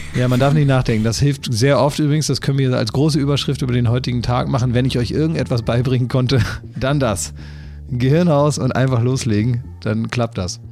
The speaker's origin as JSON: {"language": "German", "town": "Oldenburg", "region": "Lower Saxony", "country": "Germany", "tie": "born or raised there", "also_born_or_lived": "Cologne", "moved": "yes", "said": "aus meiner Heimat, aus Oldenburg, wo ich eigentlich herkomme"}